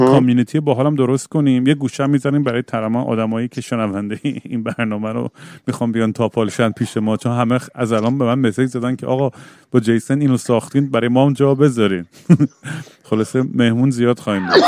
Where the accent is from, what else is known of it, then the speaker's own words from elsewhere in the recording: Eugene, Oregon, United States; منم بچگیام که یوجین بزرگ شدم